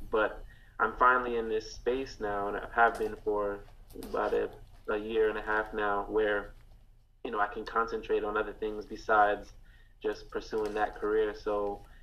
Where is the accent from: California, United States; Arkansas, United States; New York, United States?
New York, United States; Rochester; now in Florida, United States; Um, I'm originally from Rochester, New York, but I've been living in Florida for probably the same amount of time as I, I lived up there.